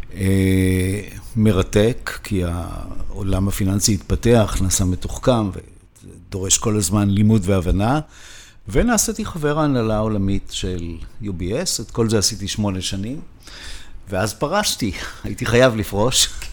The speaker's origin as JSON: {"language": "Hebrew", "country": "Israel", "moved": "as an adult", "lives_now": "Switzerland", "said": "אני ישראלי, למרות שאני חי בשוויץ באופן קבוע, כבר 25 שנה"}